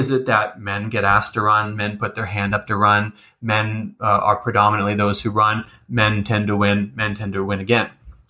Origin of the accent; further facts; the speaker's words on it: Ontario, Canada; also born or lived in British Columbia; I mean, I'm from Ontario, but I learned that 8 years in British